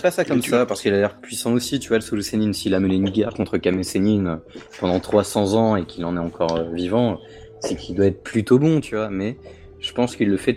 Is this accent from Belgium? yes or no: yes; Belgium; Je suis belge.